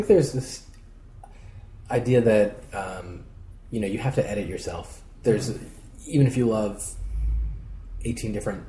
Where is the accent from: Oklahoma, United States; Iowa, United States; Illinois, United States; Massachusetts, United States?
Massachusetts, United States; Peabody; Peabody, Mass.